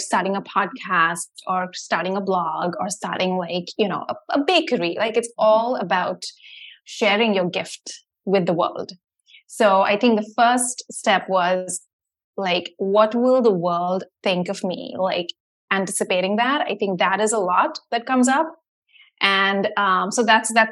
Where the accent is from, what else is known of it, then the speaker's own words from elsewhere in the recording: Mumbai, Maharashtra, India; moved away as an adult; now in United States; when I was like a teenager growing up in India